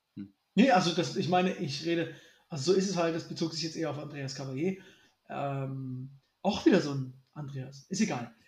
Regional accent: Germany

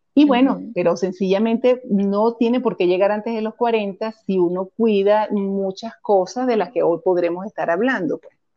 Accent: Caracas, Capital District, Venezuela; moved away as an adult; now in Costa Rica; soy venezolana, nacida en Caracas

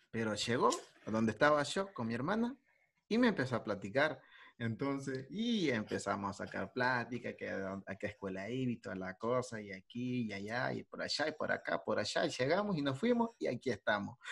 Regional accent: El Salvador; yo soy de, de El Salvador

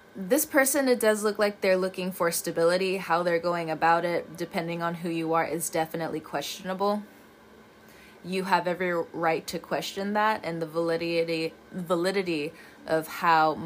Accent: California, United States; moved away; also born or lived in the South (US); I'm from California

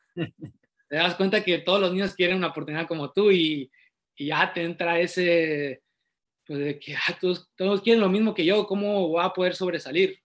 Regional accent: Matehuala, San Luis Potosí, Mexico; also born or lived in Querétaro; now in Tijuana, Mexico; nací en Matehuala, San Luis Potosí, soy originario de, de la ciudad, de Las Camelias

